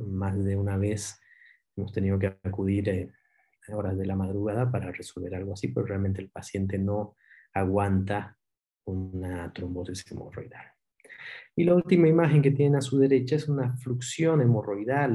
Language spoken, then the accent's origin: Spanish; Cochabamba, Bolivia; moved away as an adult; also born or lived in Buenos Aires, Argentina; yo soy cochabambino